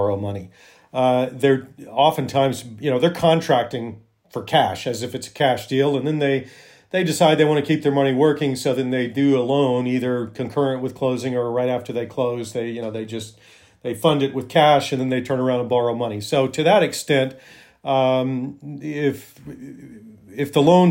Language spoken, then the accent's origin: English; Alabama, United States; also born or lived in Cayman Islands / Montana; now in Missoula, United States; I grew up in Alabama